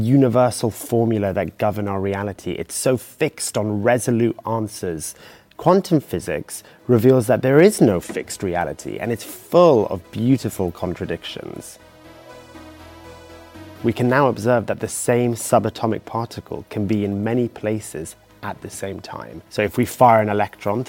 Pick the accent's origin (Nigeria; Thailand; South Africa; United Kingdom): United Kingdom; also born or lived in Iraq; I'm British Iraqi, gay, non-binary and also identify as Muslim.